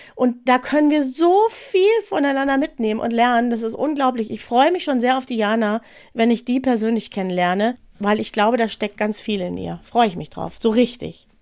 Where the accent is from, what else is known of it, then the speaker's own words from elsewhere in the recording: North Rhine-Westphalia, Germany; now in Munich, Germany; Ich bin ja aus Nordrhein-Westfalen